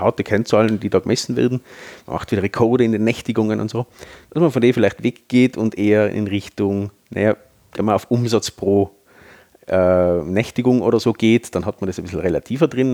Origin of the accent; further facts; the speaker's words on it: Tyrol, Austria; bei uns in Tirol